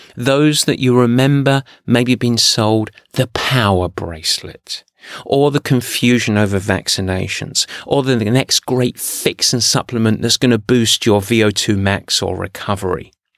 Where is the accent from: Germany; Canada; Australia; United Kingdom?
United Kingdom; England; especially as I'm English